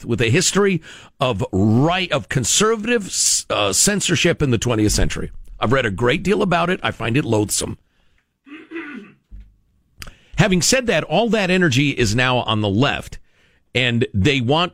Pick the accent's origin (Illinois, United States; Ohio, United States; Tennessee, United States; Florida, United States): Illinois, United States; Chicago; moved away; Wildness in my hometown.